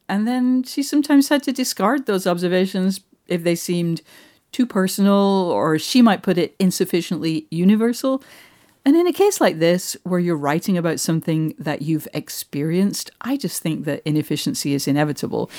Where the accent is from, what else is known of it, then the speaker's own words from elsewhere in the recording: Manchester, North West England, United Kingdom; moved away; I'm from Manchester.